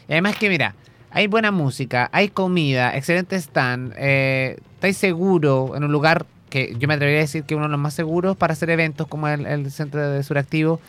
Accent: Chile

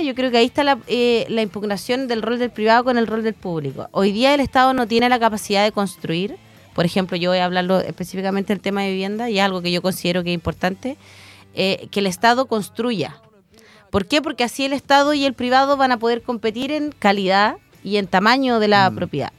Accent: Chillán, Ñuble, Chile; fui criada en Chillán con una abuela muy, muy machista

